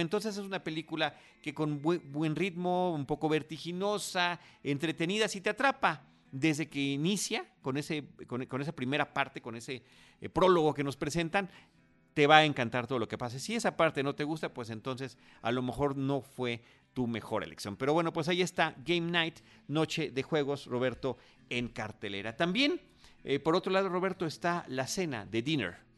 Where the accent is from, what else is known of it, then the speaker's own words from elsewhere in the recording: Mexico; nuestra cinematografía mexicana